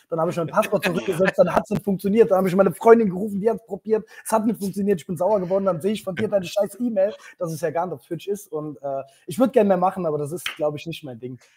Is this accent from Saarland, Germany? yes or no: yes; Saarland, Germany; für mich als Saarländer